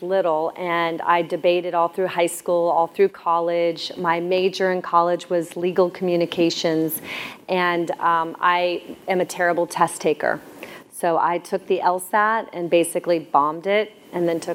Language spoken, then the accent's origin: English; Clearwater, Florida, United States; I was born on Clearwater Beach in America